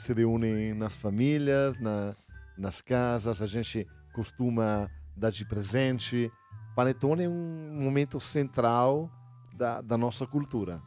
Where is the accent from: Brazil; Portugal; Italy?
Italy; nós, na Itália, temos mais ou menos 60 milhões de pessoas